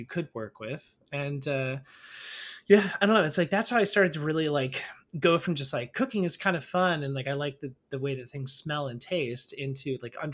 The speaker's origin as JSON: {"language": "English", "town": "Orlando", "region": "Florida", "country": "United States", "also_born_or_lived": "New York", "moved": "as an adult", "said": "I'm also originally from Orlando"}